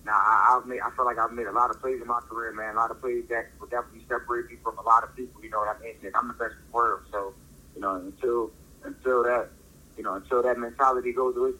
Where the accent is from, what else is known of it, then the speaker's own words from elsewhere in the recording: Philadelphia, Pennsylvania, United States; moved away; coming back to the city, coming back to my hometown